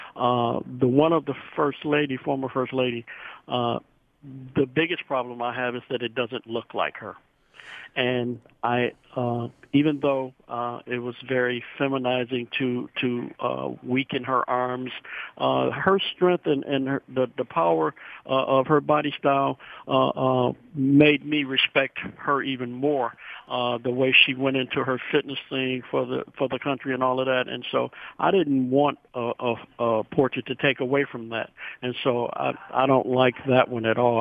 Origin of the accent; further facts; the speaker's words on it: India; now in Novi, United States; I'm from India